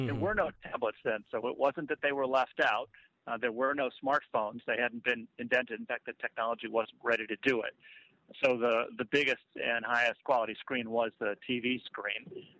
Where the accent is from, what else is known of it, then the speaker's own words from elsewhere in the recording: Chicago, Illinois, United States; That's right. I grew up in Chicago, and my father was, and actually still in his 80s, is in the newspaper business.